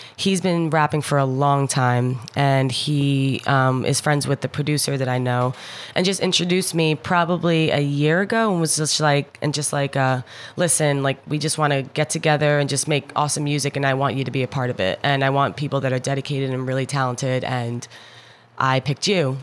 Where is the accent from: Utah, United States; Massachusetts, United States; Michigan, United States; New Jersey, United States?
New Jersey, United States; Jersey City; also born or lived in Hoboken, New Jersey / Belvidere, New Jersey; I grew up in Jersey City, New Jersey.